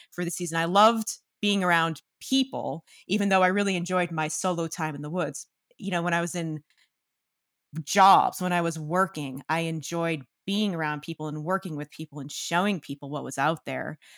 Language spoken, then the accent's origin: English; outside Boston, Massachusetts, United States; I'm from Massachusetts, and, um, I'm from right outside of Boston, one of the suburbs